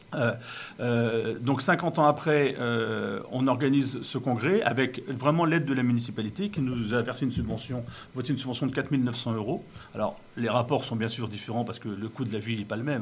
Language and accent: French; Wissous, Île-de-France, France; je suis né, euh, j'ai passé mon enfance à Vissou